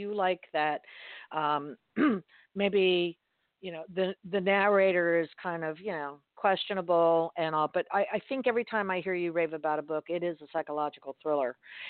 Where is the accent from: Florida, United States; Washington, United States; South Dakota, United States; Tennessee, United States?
Florida, United States; Miami; moved away; Never mind Miami, my hometown, but you know, as you know, I don't live there anymore.